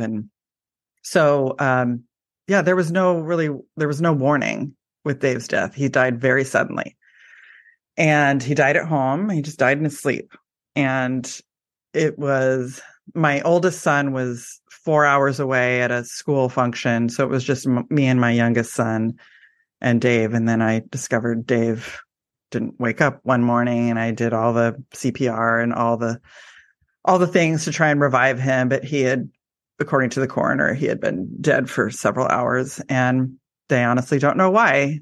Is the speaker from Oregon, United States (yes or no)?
yes; Portland, Oregon, United States; I live in Oregon and I am from the Portland area